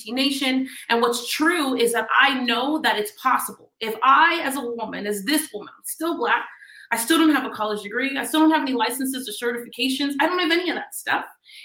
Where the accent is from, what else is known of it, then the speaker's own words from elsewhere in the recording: Miami, Florida, United States; I'm from Miami, Florida